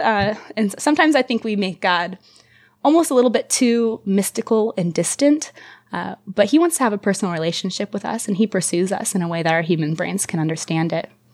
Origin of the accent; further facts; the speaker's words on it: United States; growing up in America